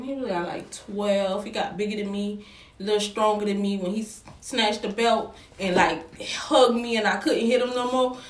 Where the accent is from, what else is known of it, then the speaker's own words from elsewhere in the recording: New Orleans, Louisiana, United States; I'm from New Orleans.